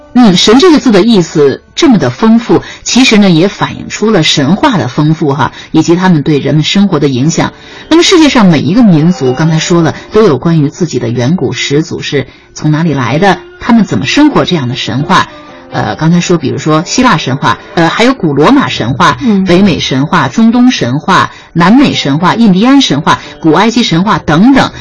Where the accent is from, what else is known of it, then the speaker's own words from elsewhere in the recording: China; 为什么我们中国人不是外国人的那种样子